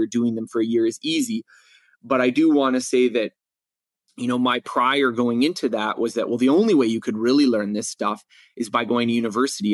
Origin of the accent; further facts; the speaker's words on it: Canada; I had taken just a little bit, you know, in grade school in, in growing up in Canada.